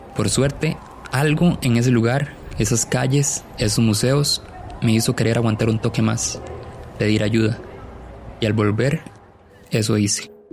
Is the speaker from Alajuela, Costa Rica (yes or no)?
yes; Ciudad Quesada, Alajuela, Costa Rica; moved away as an adult; now in San José, Costa Rica; Yo nací en Ciudad Quesada y me vine a trabajar a San José primero en el 2009